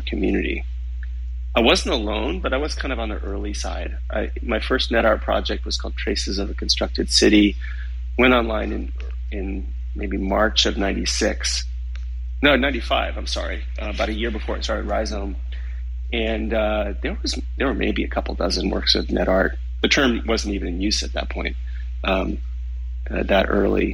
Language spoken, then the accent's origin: English; United States; moved away as an adult; also born or lived in Berlin, Germany; I had just landed as an American